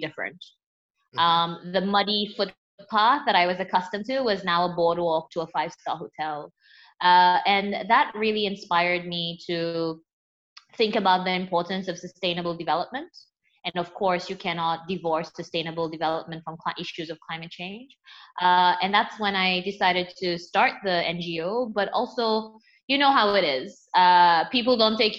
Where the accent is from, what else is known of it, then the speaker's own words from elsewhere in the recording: Seychelles; I grew up in the Seychelles, you know, and had, a pretty typical island upbringing